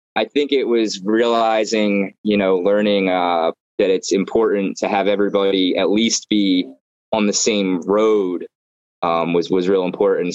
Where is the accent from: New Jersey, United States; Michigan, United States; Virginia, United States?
New Jersey, United States; Brigantine; also born or lived in Atlantic City / Maryland; I was uh, born in Atlantic City. I grew up in Brigantine.